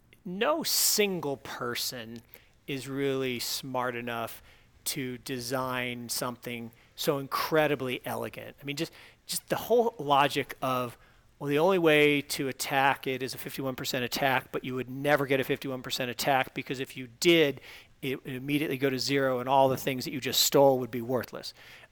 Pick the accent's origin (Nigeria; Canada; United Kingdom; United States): United States; Pacific Northwest; I grew up with Sasquatch. Come on, I grew up in the Pacific Northwest.